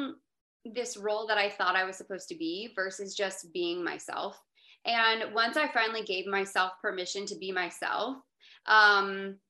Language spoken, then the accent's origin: English; Florida, United States; I'm from Florida.